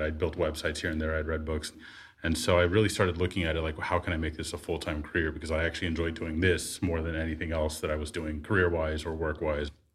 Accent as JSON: {"language": "English", "area": "Bay Area", "region": "California", "country": "United States", "tie": "born or raised there", "said": "living in the Bay Area, growing up in the Bay Area"}